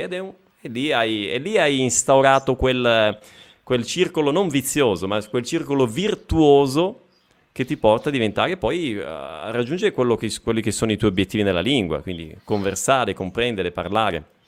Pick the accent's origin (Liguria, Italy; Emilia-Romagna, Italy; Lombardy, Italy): Lombardy, Italy; province of Bergamo; now in Brazil; ho passato sì. l'infanzia in provincia di Bergamo